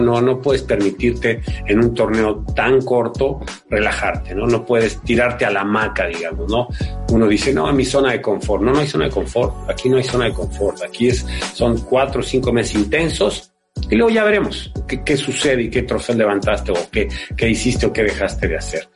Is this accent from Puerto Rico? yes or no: no; Mexico; moved away as an adult; also born or lived in Spain; soy de allá y, ahí crecí, y me formé